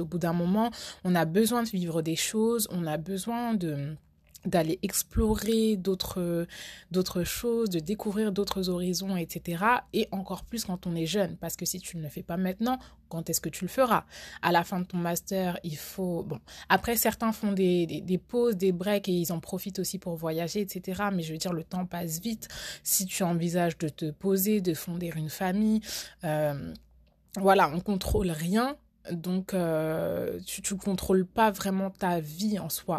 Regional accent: France; j'ai grandi en France, donc j'ai fait toute ma scolarité en France

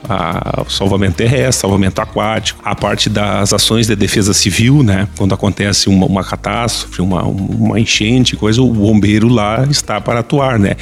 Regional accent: Santa Maria, Rio Grande do Sul, Brazil; moved away as an adult; also born or lived in Ijuí; now in Santa Cruz do Sul, Brazil; Eu sou natural de Santa Maria

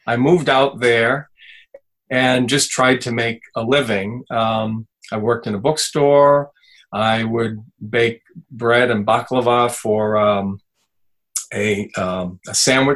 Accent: Fitchburg, Massachusetts, United States; also born or lived in the Berkshires; living at my hometown in Fitchburg, which, by the way, is a paper mill town, or was

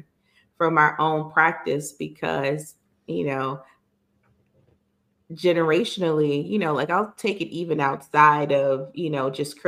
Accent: New York City, New York, United States; growing up in Brooklyn, the Jewish community is strong

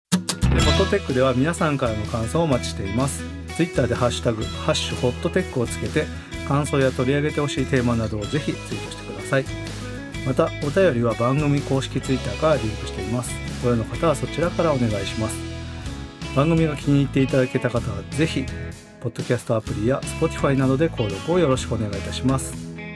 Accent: Rumoi, Hokkaido, Japan; born or raised there

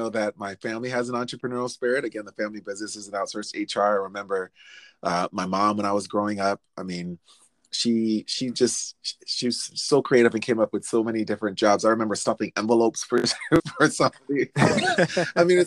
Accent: Anaheim, California, United States; moved away as an adult; also born or lived in Ventura County, California; now in Minneapolis, United States; I grew up in Anaheim in Orange County

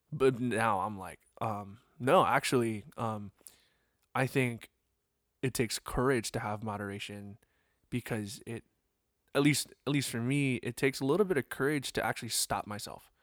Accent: East Coast, United States; growing up on the East Coast

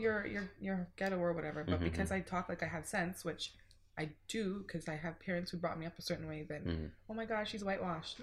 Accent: Mississauga, Ontario, Canada; I was born at Credit Valley Hospital in Mississauga

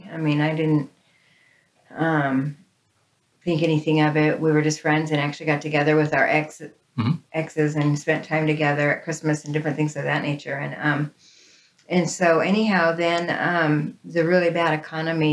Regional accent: Oregon, United States; born or raised there; also born or lived in Huntington Beach, California

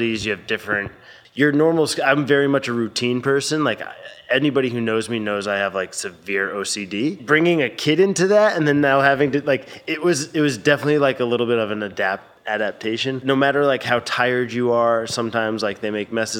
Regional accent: Connecticut, United States; moved away as an adult; also born or lived in Baltimore; now in Los Angeles, United States; Born and raised in Connecticut. Lived there through high school

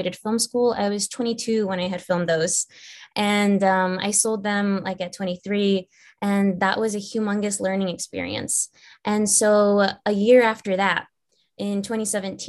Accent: Virginia, United States; moved away as an adult; also born or lived in Los Angeles; I'm actually from the East Coast, from Virginia, so not too far from you guys. And I moved to Los Angeles when I was 18 by myself

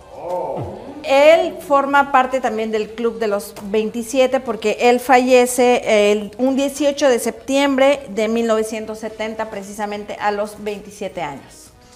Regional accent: Mexico; now in United States; aquí yo en México obviamente pues no acostumbrábamos esta tradición

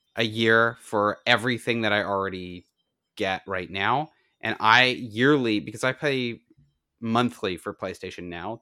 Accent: Canada; I'm Canadian

